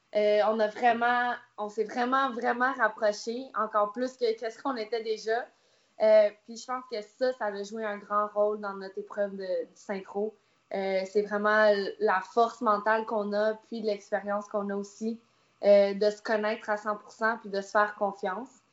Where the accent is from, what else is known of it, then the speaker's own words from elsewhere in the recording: Canada; je suis canadienne